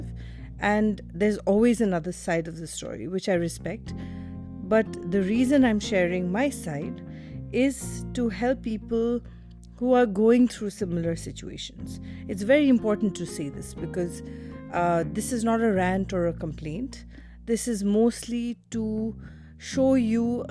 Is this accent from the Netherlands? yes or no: no; India; also born or lived in Delhi, India / Mumbai, India; My mom is a Tamilian and my dad is a Rajasthani, and I grew up in Delhi and Bombay